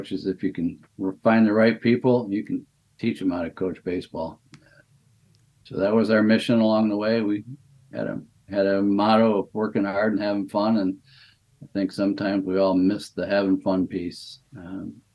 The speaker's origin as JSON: {"language": "English", "town": "Chelsea", "region": "Michigan", "country": "United States", "tie": "born or raised there", "said": "my hometown of Chelsea"}